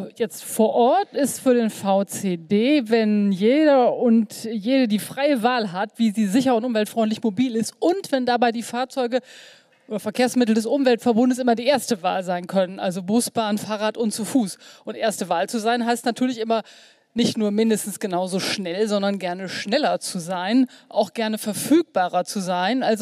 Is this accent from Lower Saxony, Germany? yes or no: no; North Rhine-Westphalia, Germany; Ich komme zufällig aus der Region und äh, wohne da und kenne alle Beteiligten.